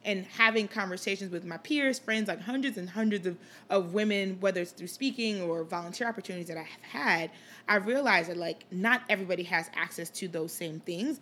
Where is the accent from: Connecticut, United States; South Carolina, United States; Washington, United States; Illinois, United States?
Illinois, United States; Chicago; also born or lived in Liberia; I spent most of my childhood here in the Chicagoland area, uh, grew up in Rogers Park and then did high school in the suburbs